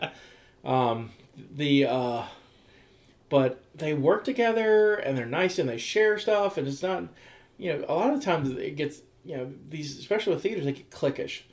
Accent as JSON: {"language": "English", "town": "Mobile", "region": "Alabama", "country": "United States", "tie": "born or raised there", "moved": "yes", "lives_now": "West Virginia, United States", "said": "close to my hometown in Mobile"}